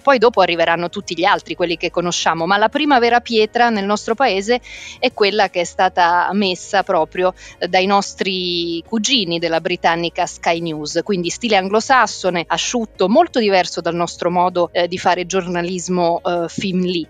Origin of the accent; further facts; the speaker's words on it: Milan, Lombardy, Italy; also born or lived in Rome; sono nata a Roma, ho fatto le scuole a Milano